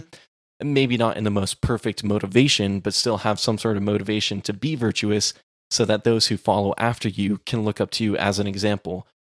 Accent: Texas, United States; growing up in Texas

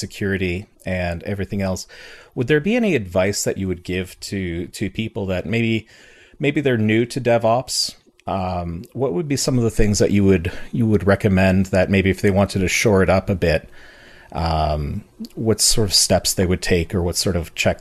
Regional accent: Canada; I'm Canadian

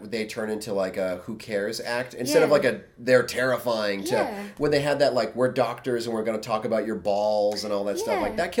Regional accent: Northeast, United States; I'm from the Northeast U.S.

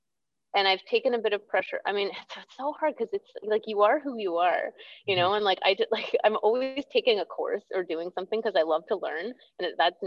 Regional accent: Toronto, Ontario, Canada; moved away as an adult; also born or lived in Ottawa / Vancouver / Squamish; I lived in Ontario then, I grew up in Toronto.

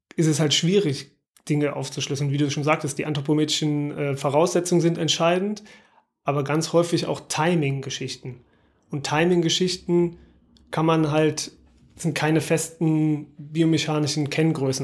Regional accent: Aachen, North Rhine-Westphalia, Germany; Also ich bin in Aachen aufgewachsen, im Vorort

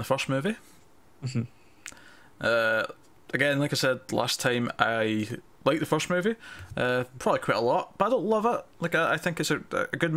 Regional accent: Scotland, United Kingdom; I'm Scottish

